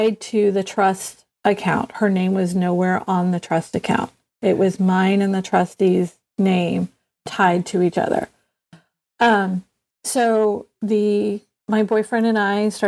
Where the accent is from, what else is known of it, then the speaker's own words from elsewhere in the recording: the South, United States; growing up in the South